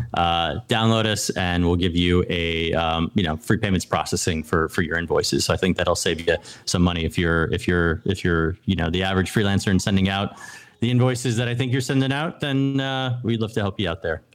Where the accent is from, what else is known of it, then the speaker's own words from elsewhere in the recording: New England, United States; I grew up in New England